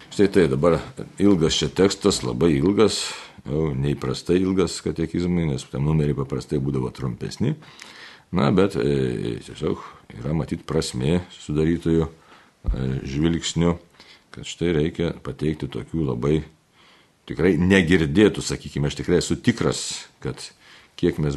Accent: Lithuania; kaip lietuvė, ne, tai mums lietuviams

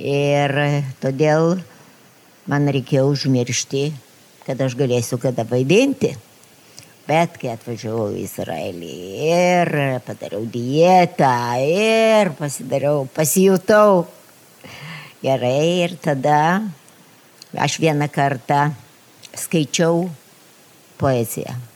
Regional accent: Lithuania; moved away as an adult; now in Israel; bet aš esu iš Lietuvos, kuri yra okupuota.

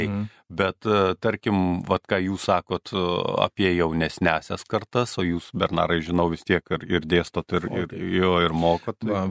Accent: Kaunas, Kaunas County, Lithuania; kaip Kaunietis, Kauniškis

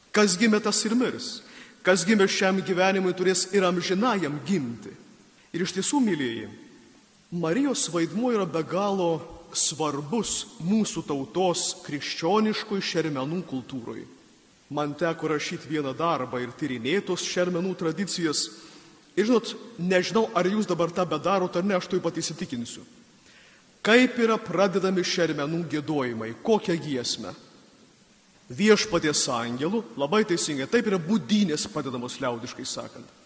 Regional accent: Samogitia, Lithuania; Mes žemaičiai kalnus gėdam

